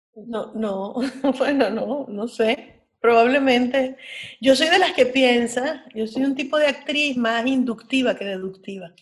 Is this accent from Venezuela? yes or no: yes; Caracas, Capital District, Venezuela; mi adolescencia transcurrió en el Pedagógico de Caracas